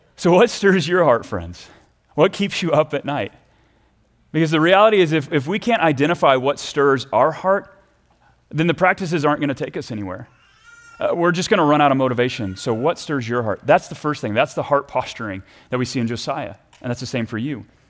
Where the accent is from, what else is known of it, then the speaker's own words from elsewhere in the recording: Texas, United States; I grew up down in Texas